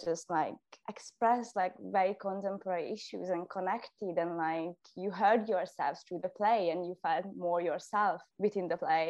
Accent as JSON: {"language": "English", "region": "Budapest", "country": "Hungary", "tie": "born or raised there", "first_language": "Hungarian", "second_language": "English", "moved": "yes", "lives_now": "Scotland, United Kingdom", "said": "I'm from Budapest, Hungary"}